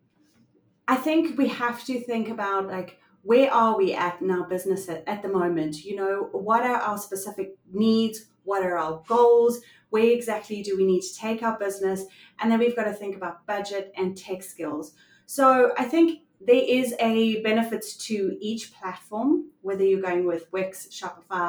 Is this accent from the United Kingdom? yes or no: no; South Africa; I am from South Africa.